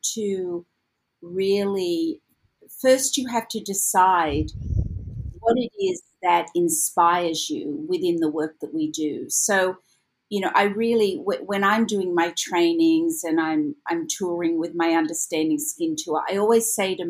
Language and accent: English; Sydney, New South Wales, Australia; moved away as an adult; now in Los Angeles, United States; originally I am from Sydney, Australia.